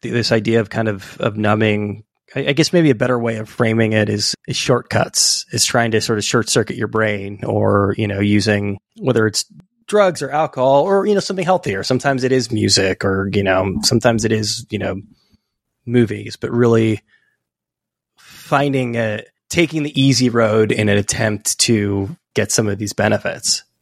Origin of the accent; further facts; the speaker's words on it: California, United States; moved away as an adult; also born or lived in Santa Cruz, California; now in New York City, United States; I live in New York City now, but I'm from California